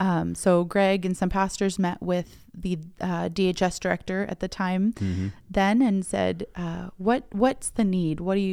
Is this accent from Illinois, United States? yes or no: yes; Illinois, United States; moved away as an adult; My dad got transferred to Illinois when I was 5. So I grew up in Illinois for school age. And then I came to Drake University for school.